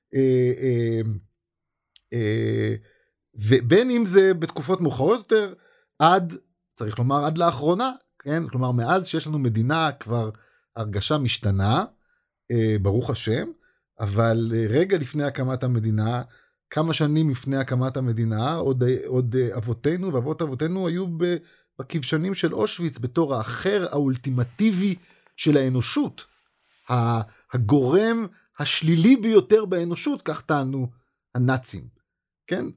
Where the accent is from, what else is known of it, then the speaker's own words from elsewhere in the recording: Israel; אנחנו כישראלים